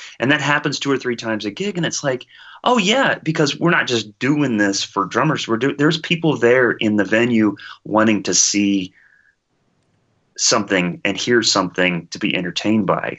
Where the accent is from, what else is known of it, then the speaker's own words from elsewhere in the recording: Midwest, United States; I'm from the Midwest